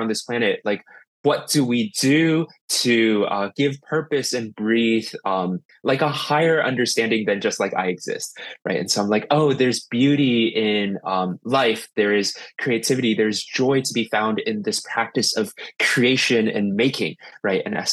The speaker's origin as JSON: {"language": "English", "town": "Columbus", "region": "Ohio", "country": "United States", "tie": "born or raised there", "moved": "yes", "lives_now": "New York City, United States", "said": "I grew up in Columbus, Ohio. I was born and raised out of there."}